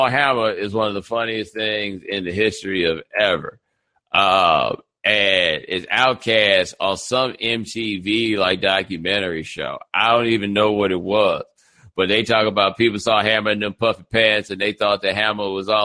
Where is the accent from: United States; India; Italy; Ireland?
United States; Texas; I grew up in Texas